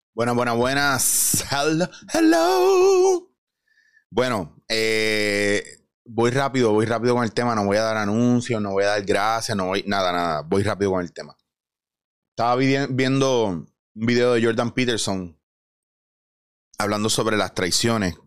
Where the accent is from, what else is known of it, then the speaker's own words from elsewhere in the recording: Puerto Rico; nosotros como puertorriqueños